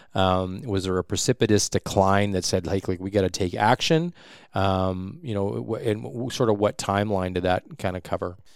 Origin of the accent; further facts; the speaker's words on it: Saskatchewan, Canada; now in Prince George, Canada; I'm from Saskatchewan